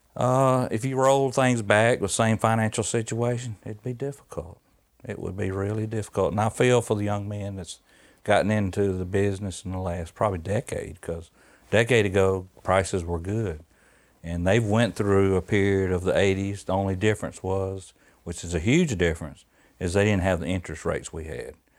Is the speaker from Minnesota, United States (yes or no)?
no; Georgia, United States; born or raised there